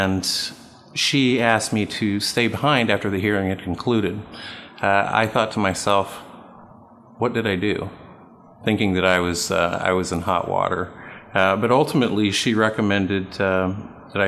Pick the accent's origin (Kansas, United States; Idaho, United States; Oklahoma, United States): Kansas, United States; Topeka; I was born and raised in Topeka